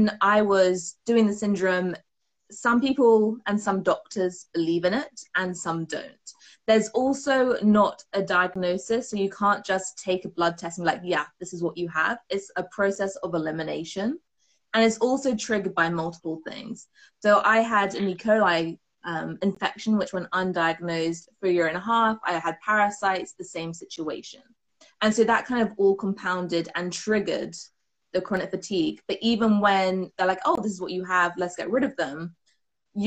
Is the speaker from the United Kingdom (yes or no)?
yes; United Kingdom; I am from the UK, from my accent